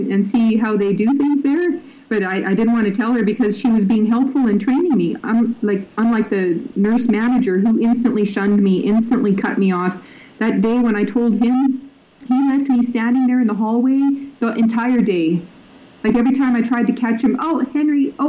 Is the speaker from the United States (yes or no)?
no; Libya; now in Canada; I grew up in Libya, so I'm very familiar with growing up in a Muslim culture